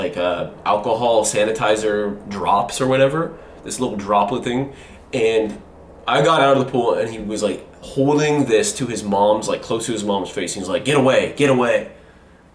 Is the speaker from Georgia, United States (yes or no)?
no; Los Angeles, California, United States; also born or lived in Sherman Oaks, California; I grew up adjacent to that in L.A. proper, a place called Palms near Hamilton High School